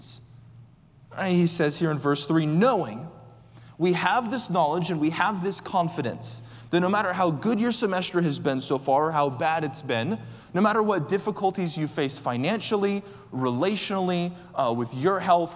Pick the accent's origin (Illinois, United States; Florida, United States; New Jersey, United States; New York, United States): Florida, United States; Orlando; I'm from Orlando